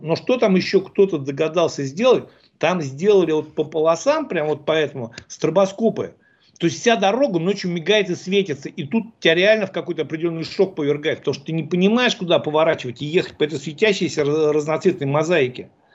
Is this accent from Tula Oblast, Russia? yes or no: no; Ufa, Bashkortostan, Russia; сами из Уфы